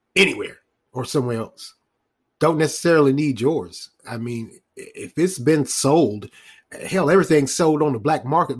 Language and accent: English; Raleigh, North Carolina, United States; the city of Raleigh, the capital city of North Carolina, my hometown